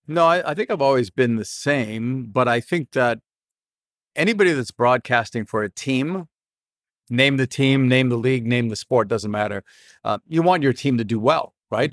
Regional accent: Boston, Massachusetts, United States; I grew up in Boston

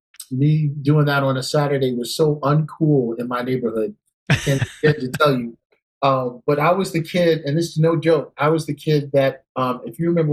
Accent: New York City, New York, United States; also born or lived in Brooklyn, New York; Born in New York. And I tell you, I was really fortunate because I grew up in Queens.

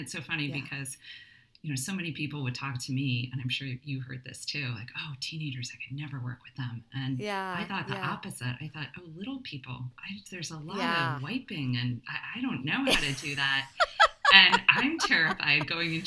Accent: Vermont, United States; also born or lived in New York City / Dominican Republic; now in Maplewood, United States; I grew up in Vermont, and I now live in Maplewood, New Jersey

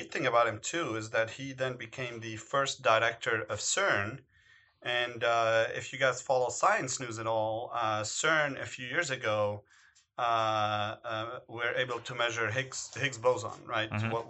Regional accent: United States; as an American

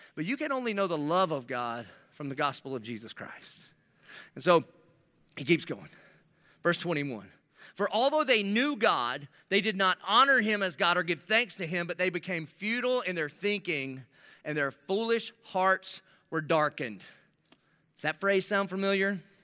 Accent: Dillon, South Carolina, United States; I'm living in Dillon, South Carolina, where I grew up on Cleveland Street

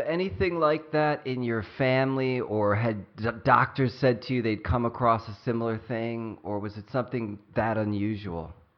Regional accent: Cleveland, Ohio, United States; moved away; also born or lived in California; growing up in Cleveland, Ohio

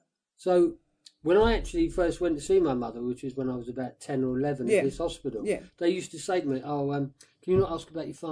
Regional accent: Woking, South East England, United Kingdom; moved away as an adult; also born or lived in London; So, but I loved Woking. I still feel like, because I'd moved around a lot with the mad woman, but Woking, I was there from 10 to 18. Yeah. So I feel like Woking is my hometown.

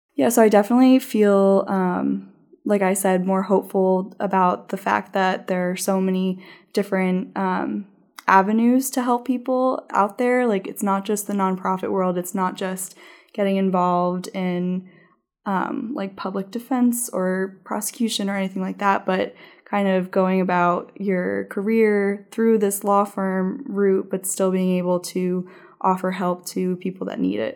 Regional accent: New Jersey, United States; moved away as an adult; also born or lived in Massachusetts / Washington, D.C.; I grew up in New Jersey

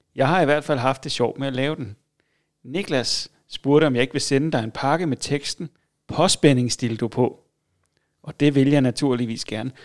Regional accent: Funen, Southern Denmark, Denmark; Jeg er fra Fyn

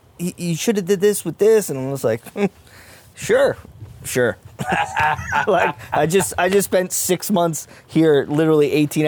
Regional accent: Belleville, New Jersey, United States; also born or lived in Ohio; now in Point Pleasant, United States; I'm originally from Belleville. My family's from like the North Belleville area, and then we moved down to Point Pleasant. We lived in Ohio for a short span too, but we lived in Point Pleasant since 95 we moved down here.

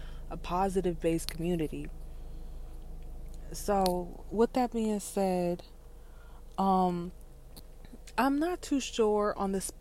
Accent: South Florida, United States; I am from South Florida and I am Haitian

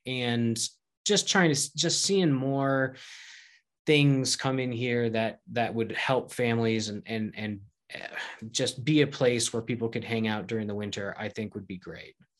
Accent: Connecticut, United States; moved away as an adult; now in Gunnison, United States; moved back to where I grew up in Connecticut.

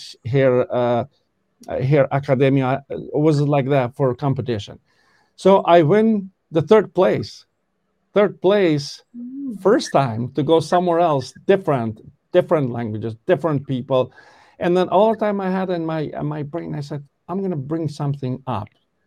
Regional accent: Kosovo; English is a second language; moved away as an adult; now in Connecticut, United States; I started this training in 1985 in Kosovo. I'm originally from Kosovo. And I do apologize to people if I don't speak very 100% English good

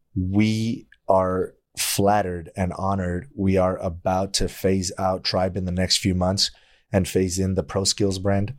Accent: El Paso, Texas, United States; I grew up in El Paso

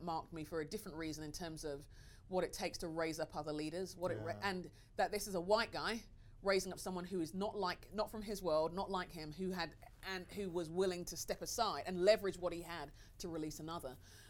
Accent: London, United Kingdom; I'm Nigerian. {S3} Yeah. {S2} That's all I'm going to say about that. Do you know what I mean? I'm a Nigerian Londoner.

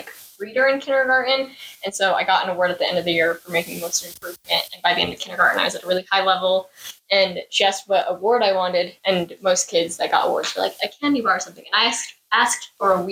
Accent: Brigham City, Utah, United States; I was born and raised in Burnham

